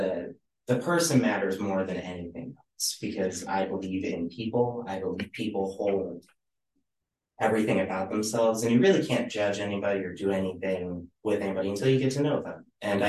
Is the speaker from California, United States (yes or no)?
no; Byron, New York, United States; I grew up in Byron, born, raised, and it's not a very large community.